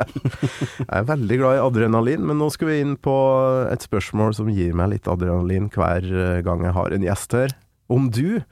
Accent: Kolvereid, Trøndelag, Norway; jeg er jo fra Kolvereid

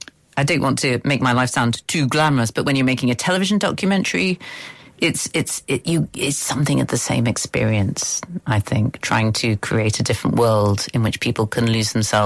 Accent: Nottingham, East Midlands, United Kingdom; when I was growing up in Nottingham

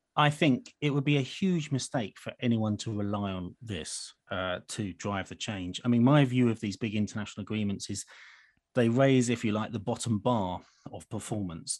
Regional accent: United Kingdom; as a Brit

